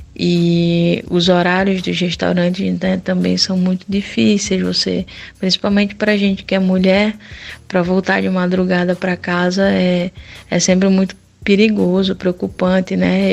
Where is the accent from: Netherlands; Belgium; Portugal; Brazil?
Brazil; moved away; a gente é do Brasil